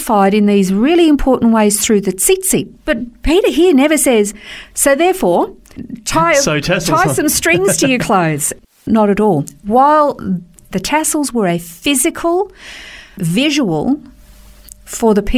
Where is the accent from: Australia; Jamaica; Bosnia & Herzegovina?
Australia; We're Australian